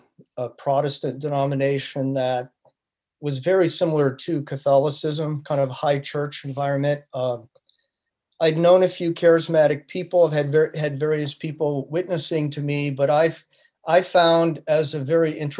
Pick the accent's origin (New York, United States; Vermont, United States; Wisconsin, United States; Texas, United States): New York, United States; Western; moved away as an adult; also born or lived in Boston, Massachusetts; I grew up in a small town in Western New York